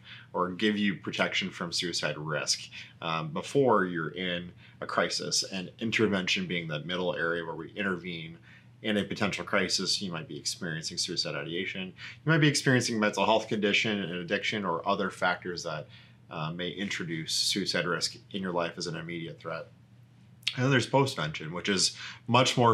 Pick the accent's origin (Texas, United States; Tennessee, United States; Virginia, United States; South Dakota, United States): South Dakota, United States; moved away as an adult; also born or lived in Sioux Falls, South Dakota / Washington, D.C. / Minneapolis, Minnesota; I'm originally from Korska, South Dakota, son of a pair of educators. My older sister and I grew up in a town of 600